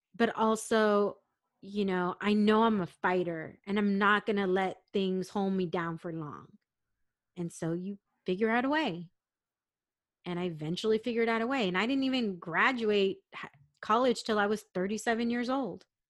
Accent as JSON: {"language": "English", "town": "San Diego", "region": "California", "country": "United States", "tie": "born or raised there", "said": "I grew up in San Diego"}